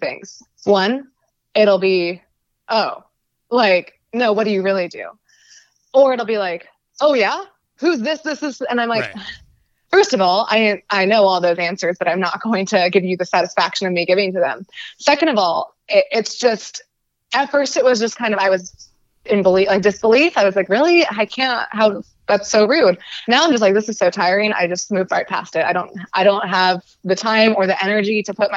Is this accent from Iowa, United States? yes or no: no; Bay Area, California, United States; also born or lived in San Diego; growing up in the Bay Area